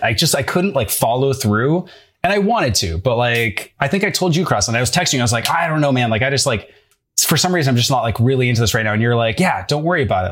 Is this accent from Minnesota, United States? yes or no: yes; St. Cloud, Minnesota, United States; moved away as an adult; now in Brooklyn, United States; I'm from Saint Cloud, Minnesota